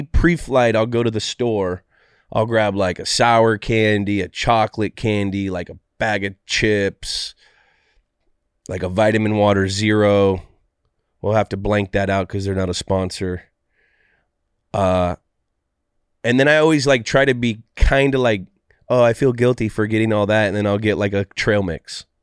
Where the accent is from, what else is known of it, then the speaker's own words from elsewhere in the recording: California, United States; California kid, went to Stanford. I'm from the Bay Area.